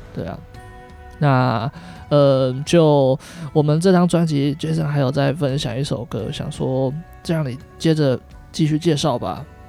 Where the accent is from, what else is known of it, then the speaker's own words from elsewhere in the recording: Taiwan; 我们台湾人